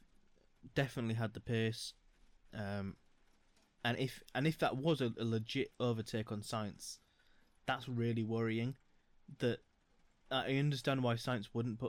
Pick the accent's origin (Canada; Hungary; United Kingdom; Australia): United Kingdom; we're British